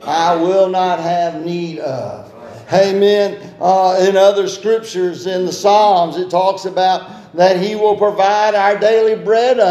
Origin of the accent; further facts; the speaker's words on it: Tybee Island, Georgia, United States; I was raised on Tybee Island, and so the school that I went to was Tybee Elementary School right down there